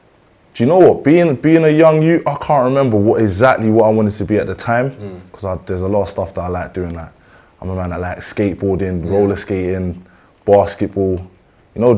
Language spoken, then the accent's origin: English; London, United Kingdom; I grew up in Lewisham Borough.